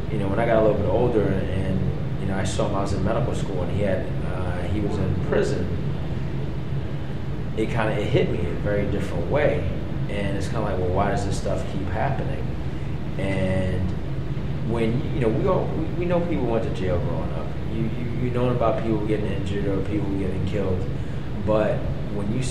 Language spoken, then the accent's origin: English; New York City, New York, United States; I grew up in Brooklyn. I grew up in Fort Greene, in pre-gentrified Brooklyn